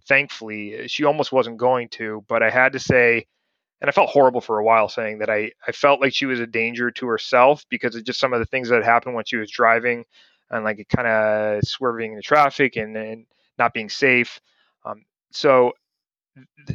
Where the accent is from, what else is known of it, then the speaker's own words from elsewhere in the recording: Ohio, United States; moved away as an adult; also born or lived in Montana / Richmond, Virginia; when I was over at their house growing up in Ohio